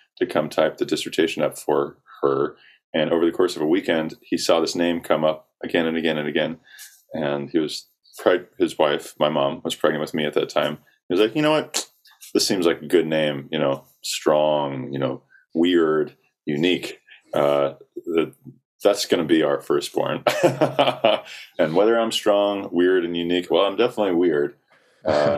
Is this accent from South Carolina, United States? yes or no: yes; South Carolina, United States; I grew up in South Carolina